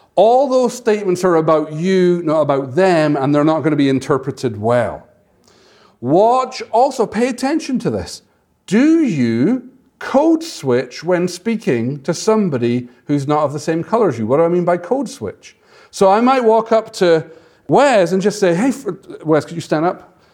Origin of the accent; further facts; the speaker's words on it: Scotland, United Kingdom; moved away; I'm from Scotland